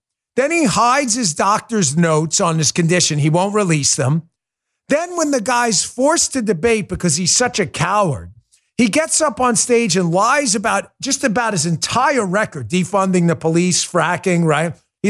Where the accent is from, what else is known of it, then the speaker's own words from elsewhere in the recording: New York, United States; moved away; New York, listen, you're my home state for a long time. I grew up in New York.